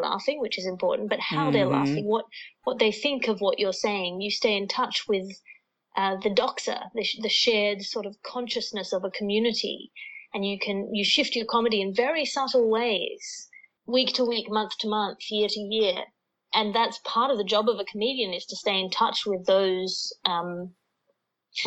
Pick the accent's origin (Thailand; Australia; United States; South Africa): Australia; now in London, United Kingdom; I'm here in Australia, which is not actually usual for me, despite being an Australian. I'm normally based in London